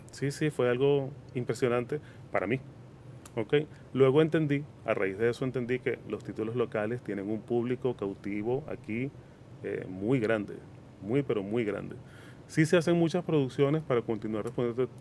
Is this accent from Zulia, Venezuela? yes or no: no; Caracas, Capital District, Venezuela; moved away as an adult; now in Dominican Republic; Soy venezolano de nacimiento y dominicano de corazón.